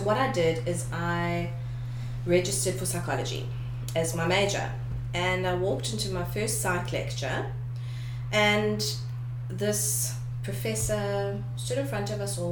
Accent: Durban, KwaZulu-Natal, South Africa; moved away as an adult; now in Cape Town, South Africa; I originally come from Durban

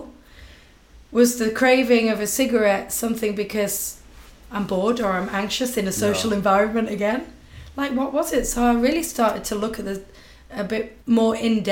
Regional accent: market town outside Leeds, Yorkshire and the Humber, United Kingdom; now in South Africa; I'm actually from a very small market town outside Leeds

